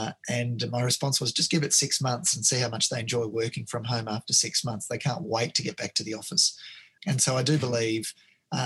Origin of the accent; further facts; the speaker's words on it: Melbourne, Victoria, Australia; now in Sydney, Australia; I grew up in Melbourne. I live in Sydney now.